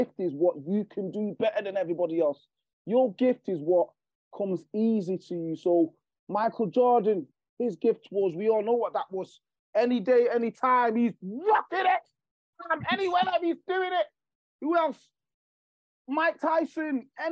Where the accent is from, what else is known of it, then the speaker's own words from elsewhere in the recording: Jamaica; now in Manchester, United Kingdom; I'm from Jamaica. So I'm from an island that there's not much going on there